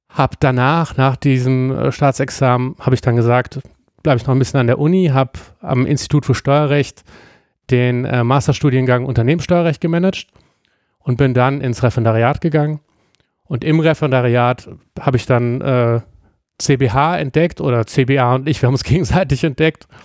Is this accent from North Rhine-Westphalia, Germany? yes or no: yes; Bergisch Gladbach, North Rhine-Westphalia, Germany; Ich komme sozusagen aus dem Speckgürtel und ich mache das in der Speckgürtelkommune, in meiner Heimatstadt.